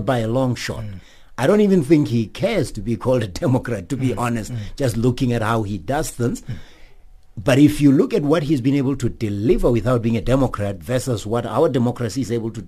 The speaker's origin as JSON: {"language": "English", "country": "South Africa", "said": "I'm a South African"}